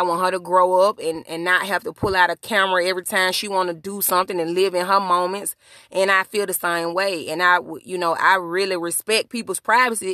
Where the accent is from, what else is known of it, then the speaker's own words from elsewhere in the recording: Birmingham, Alabama, United States; where I'm from, my hometown. Shout out to Birmingham, Alabama